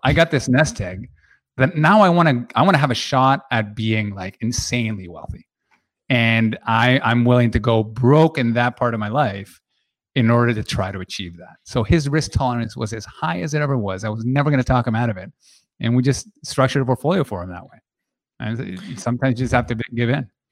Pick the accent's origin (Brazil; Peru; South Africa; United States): Peru; moved away; I was born and raised in Peru